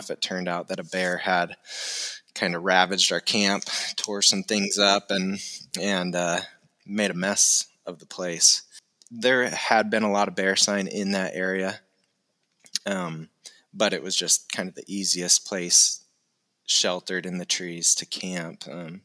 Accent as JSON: {"language": "English", "region": "Iowa", "country": "United States", "tie": "born or raised there", "also_born_or_lived": "Montana", "moved": "as an adult", "lives_now": "Fairbanks, United States", "said": "I grew up in Iowa, grew up with three other siblings, stayed local there all through college"}